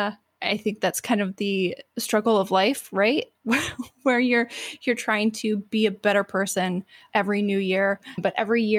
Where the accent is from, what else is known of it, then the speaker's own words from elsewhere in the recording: the Bible Belt, United States; I grew up in the Bible Belt